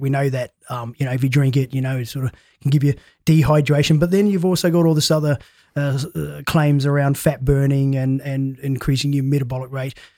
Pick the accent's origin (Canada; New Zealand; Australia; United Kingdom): New Zealand; I come from a big family of seven and I'm a New Zealander